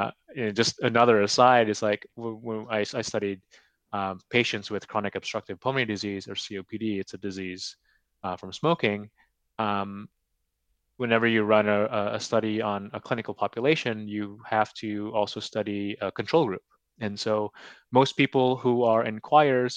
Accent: California, United States; moved away as an adult; now in Edmonton, Canada; I'm from California

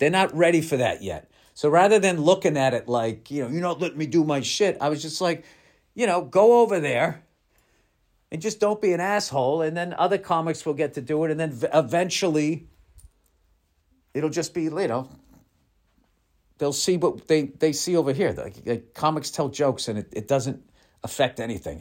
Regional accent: United States; I'm fucking American.

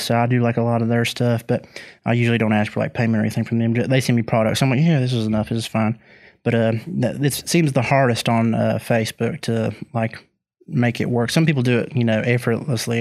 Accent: West Virginia, United States; people that are from my home state

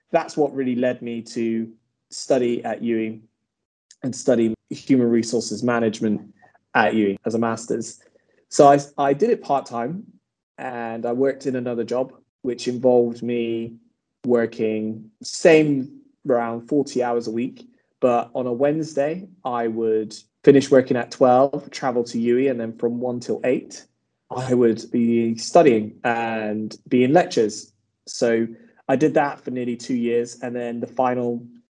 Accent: Bristol, South West England, United Kingdom; I was from Bristol

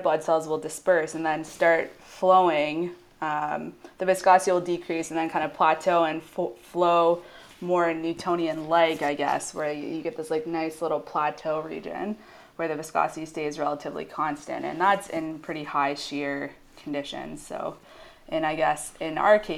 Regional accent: Ayr, Ontario, Canada; So I'm from a little town in Ontario. It's called Ayr, believe it or not. There is a place called Ayr, A-Y-R, and population of maybe a few thousand. And so I grew up there

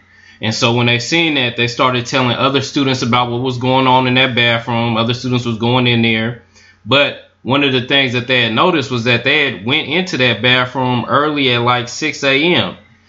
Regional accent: the South, United States; I'm from the South. This type of shit be going on all the time.

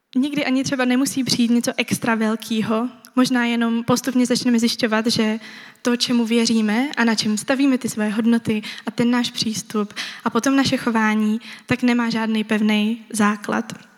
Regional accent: Czechia; Jako Češi

